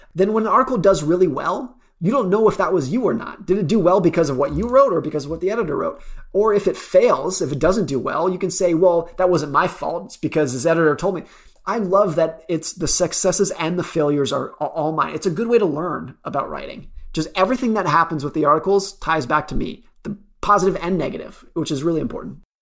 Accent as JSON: {"language": "English", "country": "United States", "tie": "born or raised there", "said": "I grew up around Lake Tahoe"}